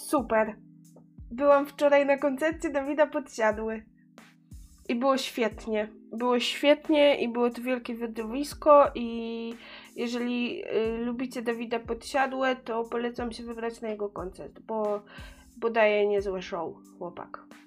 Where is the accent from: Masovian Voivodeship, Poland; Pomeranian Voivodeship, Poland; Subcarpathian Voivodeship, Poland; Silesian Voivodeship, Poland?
Pomeranian Voivodeship, Poland; pochodzę, pochodzę z Pomorza